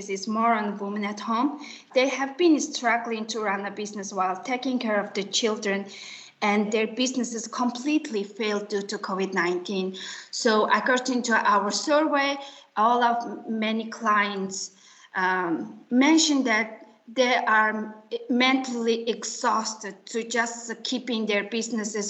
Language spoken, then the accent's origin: English; Mongolia; I'm from Mongolia